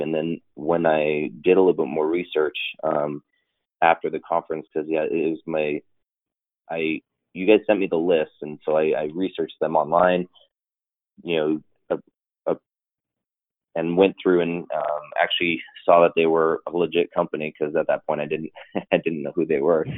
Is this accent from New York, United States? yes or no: no; Los Angeles, California, United States; moved away as an adult; I grew up in Los Angeles